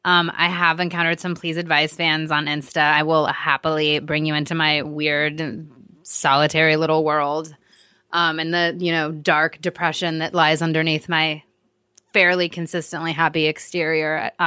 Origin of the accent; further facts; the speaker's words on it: Midwest, United States; I'm such a Midwesterner.